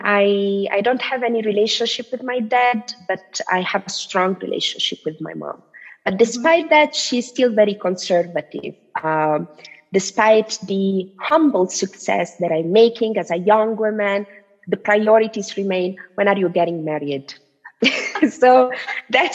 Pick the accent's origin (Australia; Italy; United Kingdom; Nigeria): Italy; I'm Tunisian, but I was born and raised in Italy